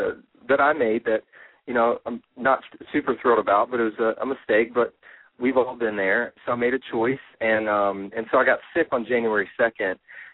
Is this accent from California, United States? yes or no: no; Nashville, Tennessee, United States; accent: southern; I'm from Nashville